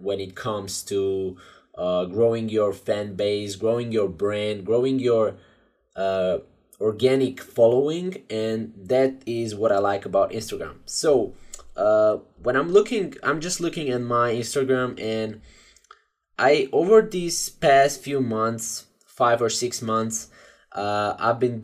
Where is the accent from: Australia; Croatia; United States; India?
Croatia; I'm from Croatia